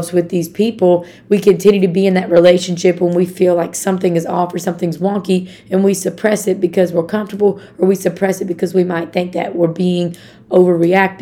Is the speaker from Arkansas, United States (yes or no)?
yes; Arkansas, United States; I'm from Arkansas.